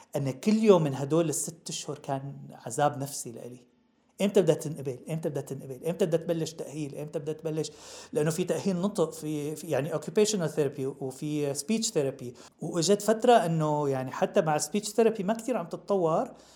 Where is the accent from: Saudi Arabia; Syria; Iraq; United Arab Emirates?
Syria; Damascus, Damascus Governorate; moved away as an adult; now in United States; من صغرنا الواحد بيندعك بالشام وبيشتغل بالصيف